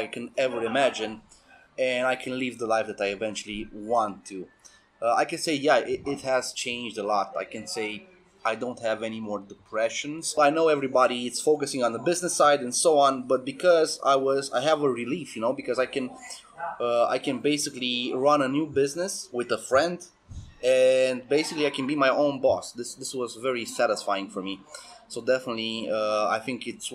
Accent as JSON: {"language": "English", "town": "Sibiu", "region": "Sibiu County", "country": "Romania", "said": "I'm from Romania, from Sibiu, which is the center of Romania in Transylvania"}